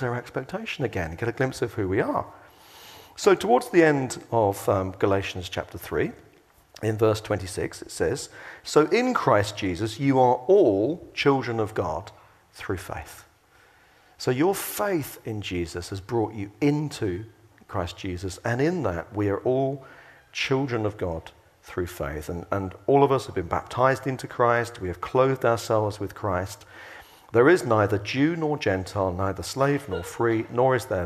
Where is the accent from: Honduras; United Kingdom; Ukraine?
United Kingdom; England; we're English